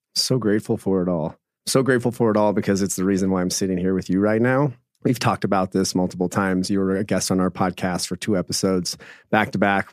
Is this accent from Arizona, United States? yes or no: yes; Phoenix, Arizona, United States; I grew up in Phoenix, Arizona, and grew up my whole life playing sports